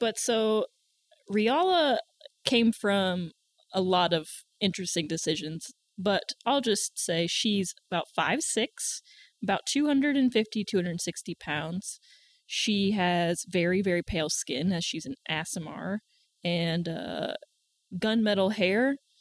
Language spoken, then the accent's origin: English; the South, United States; accent: country; I'm from the South